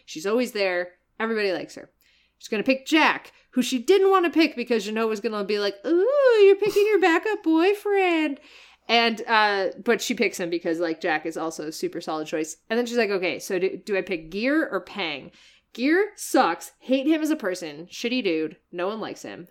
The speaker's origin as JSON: {"language": "English", "country": "Canada", "said": "I'm Canadian"}